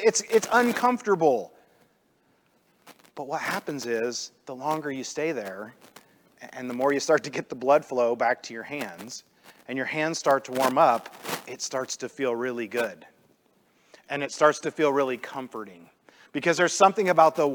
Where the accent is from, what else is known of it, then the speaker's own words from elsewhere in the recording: Illinois, United States; I grew up in the Midwest. I grew up in Illinois.